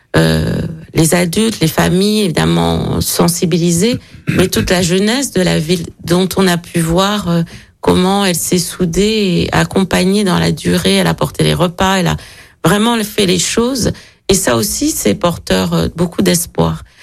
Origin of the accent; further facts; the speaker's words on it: Guadeloupe, France; moved away as an adult; also born or lived in Picardy / Paris; now in Vaulx-en-Velin, France; je suis née en, en, Picardie et j'ai grandi en Guadeloupe